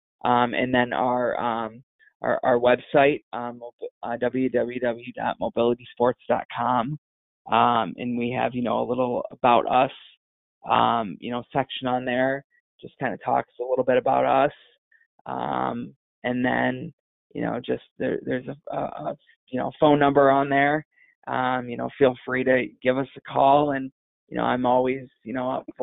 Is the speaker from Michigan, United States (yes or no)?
yes; northern Michigan, United States; also born or lived in Boston, Massachusetts; now in Indiana, United States; I grew up for the most part in northern Michigan, but was actually born in Boston